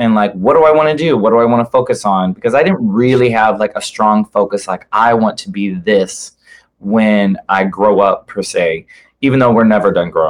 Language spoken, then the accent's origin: English; Rock Hill, Missouri, United States; my place called Rock Hill, which is where I grew up.